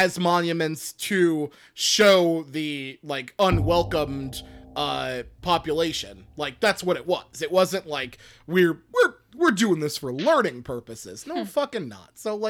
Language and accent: English; Fort Hood, Texas, United States; born there; I was born in Fort Hood, Texas. I was born in Fort Hood, Texas. I was born in a military base named for a Confederate general.